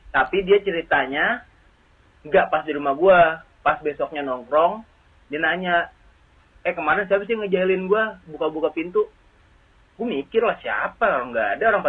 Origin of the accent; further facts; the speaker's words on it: Jakarta, Indonesia; kalau gua gua kecil emang gua lahirnya di daerah Matraman sini juga.